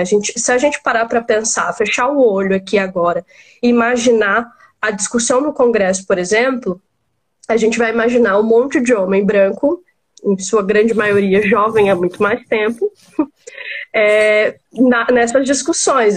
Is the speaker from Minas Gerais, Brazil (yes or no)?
no; Maranhão, Brazil; moved away as an adult; also born or lived in Tocantins; now in São Paulo, Brazil; sou maranhense, né? Com uma partezinha que eu passei no Tocantins e agora morando em São Paulo.